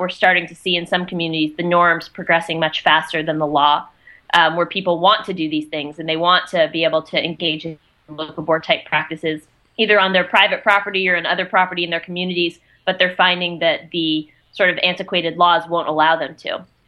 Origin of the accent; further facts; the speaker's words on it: Atlanta, Georgia, United States; moved away as an adult; now in Maine, United States; growing up in Georgia in suburban Atlanta